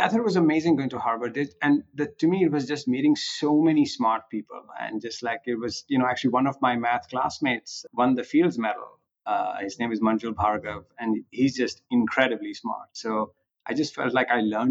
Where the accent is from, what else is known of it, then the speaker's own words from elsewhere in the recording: Punjab, India; moved away as an adult; also born or lived in Delhi, India; now in United States; I grew up in India. Actually, I grew up on a farm in the Punjab